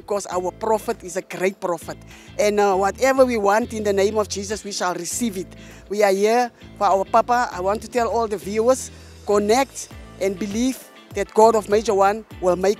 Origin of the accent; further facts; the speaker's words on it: South Africa; also born or lived in Pretoria; I'm from South Africa, but I stay in Pretoria